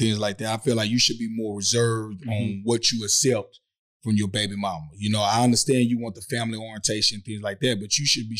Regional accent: the South, United States; I'm from the South. I say barbecue.

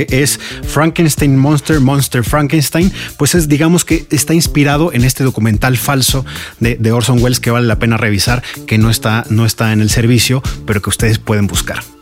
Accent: Mexico; afectó a nuestro corazoncito nacionalista como buen mexicano, ¿no?

